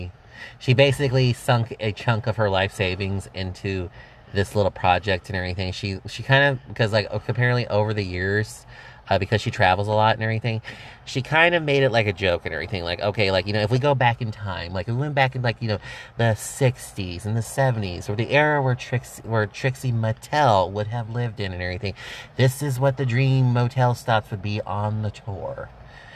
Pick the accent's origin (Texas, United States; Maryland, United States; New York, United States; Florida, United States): Texas, United States; we're from Texas